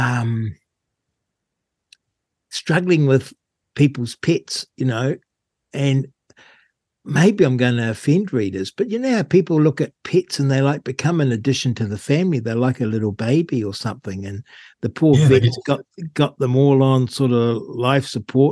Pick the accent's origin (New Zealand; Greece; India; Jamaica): New Zealand; Rangiora, Canterbury; I grew up in Rangura